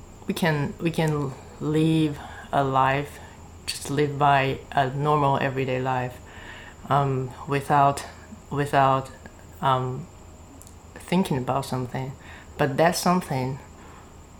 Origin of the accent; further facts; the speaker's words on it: China; I'm from China